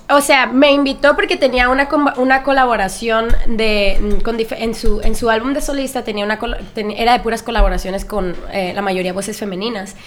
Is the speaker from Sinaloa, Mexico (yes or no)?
yes; Culiacán, Sinaloa, Mexico; moved away as an adult; now in Los Angeles, United States; yo soy de Culiacán, Sinaloa, y me mudé a Los Ángeles este, hace siete años para estudiar música